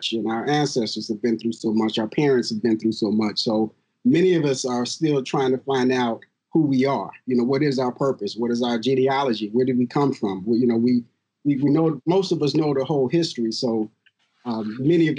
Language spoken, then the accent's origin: English; Rochester, New York, United States; also born or lived in Cleveland, Ohio; my hometown is Rochester. Actually, I grew up in Rochester